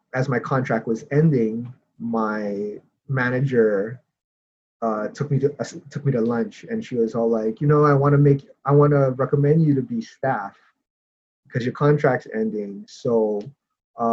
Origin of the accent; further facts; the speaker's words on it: Hawaii, United States; moved away as an adult; also born or lived in Seattle; now in Los Angeles, United States; growing up in Hawaii, you definitely, like, the arts is definitely not encouraged